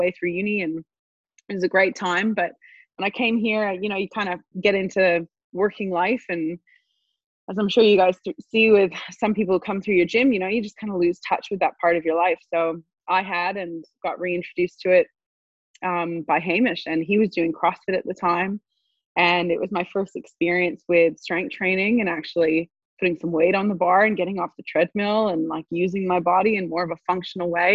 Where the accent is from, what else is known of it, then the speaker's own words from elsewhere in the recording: Montreal, Quebec, Canada; moved away; I studied finance back in Montreal, which is where I'm from Canada